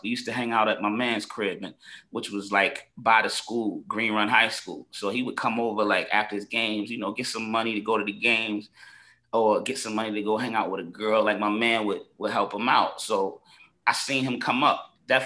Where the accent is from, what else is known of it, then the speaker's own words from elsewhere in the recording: Virginia Beach, Virginia, United States; growing up here, man, I grew up in Virginia Beach, where it was more integrated